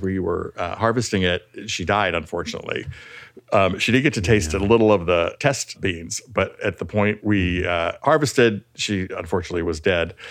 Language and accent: English; California, United States; I'm really from California